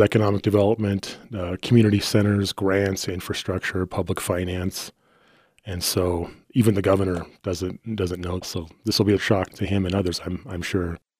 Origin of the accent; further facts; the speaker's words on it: Wyoming, United States; this poor kid that grew up in the middle of Wyoming in various trailer parks